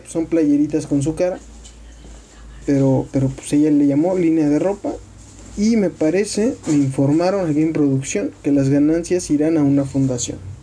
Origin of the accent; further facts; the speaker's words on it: Mexico; siendo mexicanos